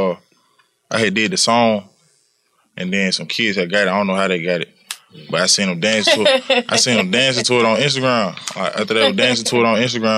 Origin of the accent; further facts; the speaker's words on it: Atlanta, Georgia, United States; I was on Second Ave on the east side, East Atlanta